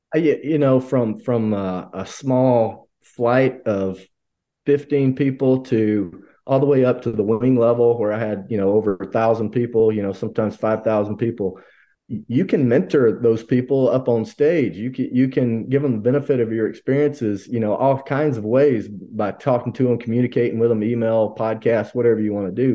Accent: Hamilton, Alabama, United States; moved away; I grew up in one spot. We grew up in Hamilton, Alabama

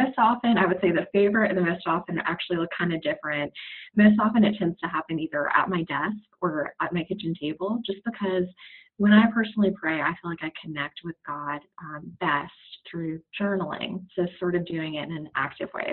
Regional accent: Naples, Florida, United States; now in Charlotte, United States; I was raised in Naples, Florida

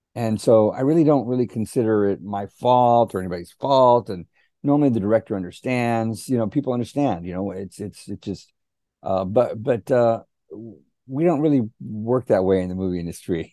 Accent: Helotes, Texas, United States; growing up in Helotes, Texas

